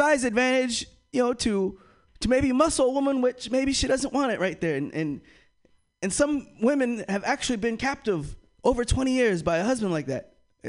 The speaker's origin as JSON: {"language": "English", "country": "United States", "said": "for me, I am from the United States. I represent the United States"}